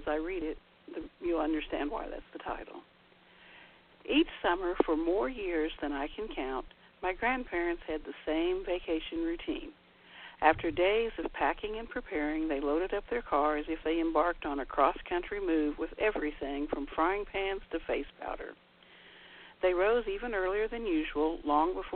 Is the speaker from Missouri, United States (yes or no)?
yes; St. Joseph, Missouri, United States; my hometown of St. Joseph